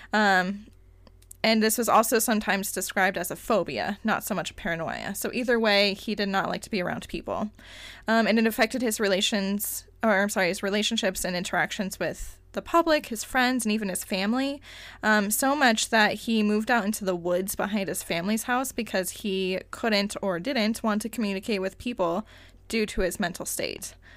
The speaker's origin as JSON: {"language": "English", "town": "Cañon City", "region": "Colorado", "country": "United States", "tie": "born or raised there", "moved": "yes", "said": "my hometown is Canyon City, Colorado"}